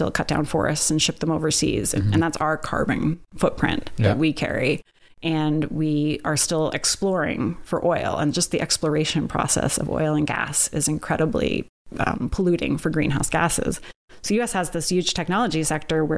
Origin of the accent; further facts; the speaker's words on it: United States; now in Canada; I'm an American